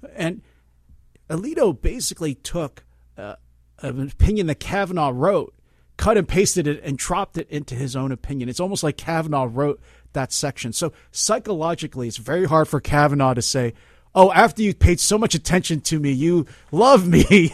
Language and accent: English; Philadelphia, Pennsylvania, United States; now in Berkeley, United States; I'm from Philly originally